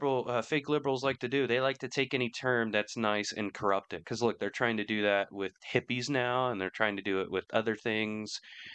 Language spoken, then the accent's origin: English; United Kingdom; a lot of British people will tell you how it is, but he hates liberals. I mean, most British people do. I mean, look what it's done to our